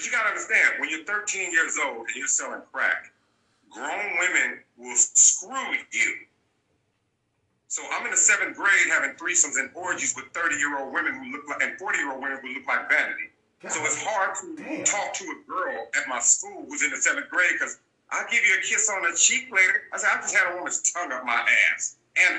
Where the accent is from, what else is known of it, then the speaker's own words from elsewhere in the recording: Los Angeles, California, United States; I'm from the West Side.